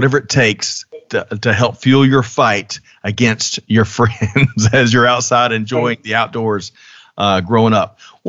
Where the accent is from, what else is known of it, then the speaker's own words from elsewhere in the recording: South Carolina, United States; I grew up in South Carolina.